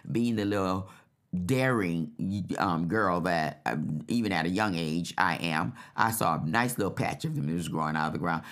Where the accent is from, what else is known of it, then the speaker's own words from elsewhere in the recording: New Orleans, Louisiana, United States; I'm from New Orleans